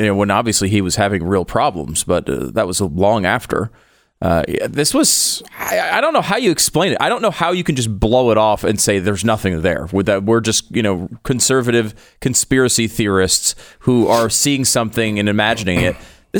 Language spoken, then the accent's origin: English; Northeast, United States; I grew up in the Northeast. We were not around guns. My dad was in the military, but we were not around guns at all.